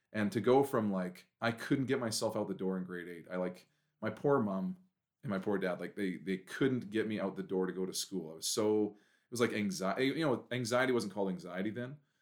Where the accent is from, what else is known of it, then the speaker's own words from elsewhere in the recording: Prince George, British Columbia, Canada; I'm born and raised in Prince George.